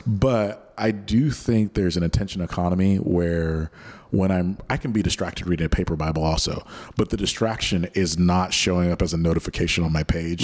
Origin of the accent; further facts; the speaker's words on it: Oklahoma, United States; moved away as an adult; now in South Bay, California, United States; grew up in Oklahoma